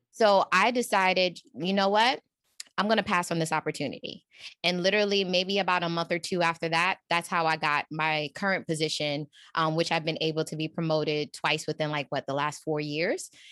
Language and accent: English; New York, United States; I'm from New York